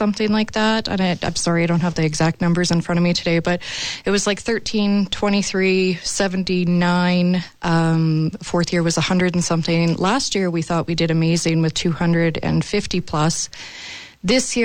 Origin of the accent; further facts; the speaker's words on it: Moose Jaw, Saskatchewan, Canada; We grew up here in Moose Jaw.